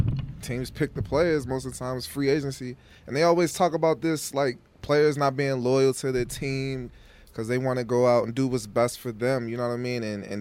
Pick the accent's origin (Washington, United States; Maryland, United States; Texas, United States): Maryland, United States; Waldorf; I'm from Waldorf, man, the hood